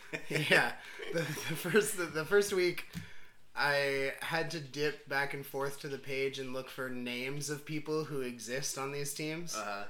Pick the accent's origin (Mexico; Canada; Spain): Canada; now in Daegu, South Korea; I'm Canadian.